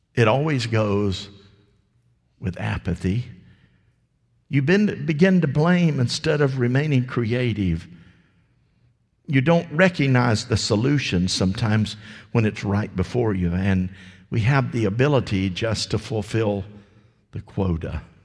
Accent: United States; I was raised here in Polk County.

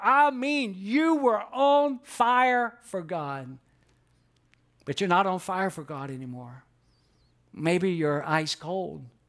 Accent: Atlanta, Georgia, United States; I grew up in Atlanta, and there was a lot of concrete

